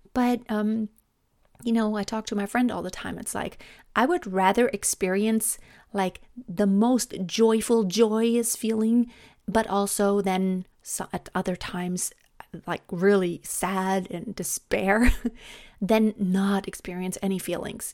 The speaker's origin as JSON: {"language": "English", "country": "Germany", "also_born_or_lived": "United States", "second_language": "English", "moved": "as an adult", "said": "English may not be my native language, but I love speaking English. Um, I am from Germany"}